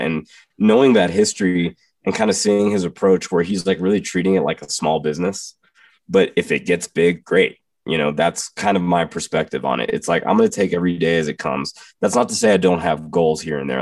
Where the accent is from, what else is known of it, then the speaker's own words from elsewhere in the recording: Texas, United States; growing up in Texas